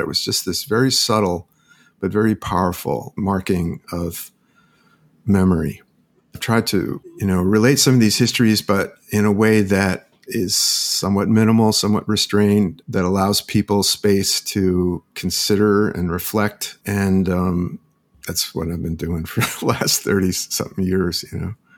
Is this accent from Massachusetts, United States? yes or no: yes; Holyoke, Massachusetts, United States; I grew up in Holyoke, Massachusetts